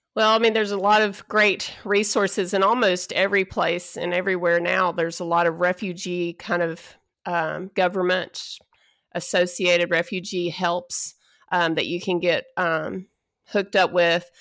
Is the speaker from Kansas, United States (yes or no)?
no; Texas, United States; moved away as an adult; I'm originally from Texas